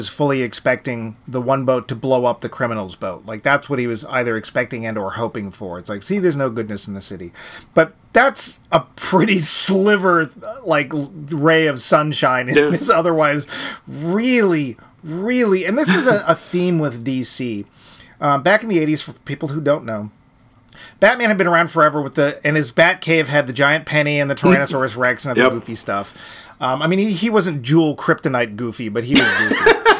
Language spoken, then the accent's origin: English; Ireland; And I'm Irish, and you're not.